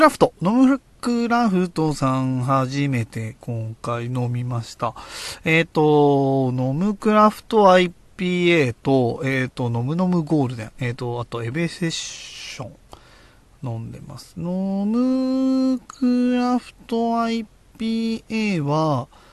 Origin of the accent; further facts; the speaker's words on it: Oyama, Tochigi, Japan; 僕の地元、栃木県小山市